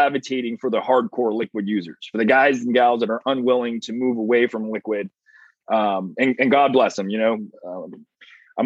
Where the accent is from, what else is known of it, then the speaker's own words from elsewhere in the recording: California, United States; I'm from California